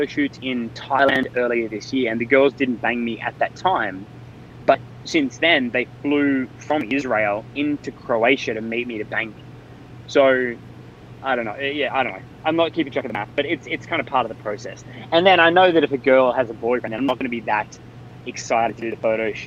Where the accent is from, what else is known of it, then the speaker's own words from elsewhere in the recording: Australia; I'm an Australian citizen